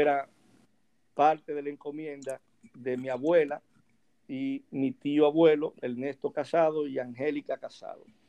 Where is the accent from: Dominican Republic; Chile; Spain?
Dominican Republic; Santo Domingo, Distrito Nacional; also born or lived in Azua de Compostela, Dominican Republic; yo aquí nada más hice los primeros cinco años. Luego de ahí eh, mi madre me trasladó hacia la ciudad de Santo Domingo. Eh, en el año 1982 eh, para estudiar en Santo Domingo